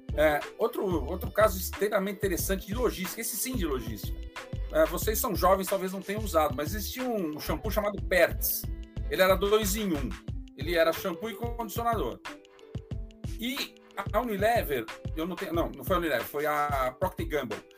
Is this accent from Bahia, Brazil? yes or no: no; São Paulo, Brazil; Eu nasci em São Paulo, mas morei no interior de São Paulo até os oito anos